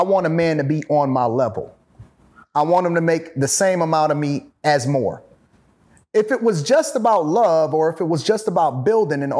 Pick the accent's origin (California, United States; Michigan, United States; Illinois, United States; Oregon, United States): Michigan, United States; Detroit; I'm from Detroit.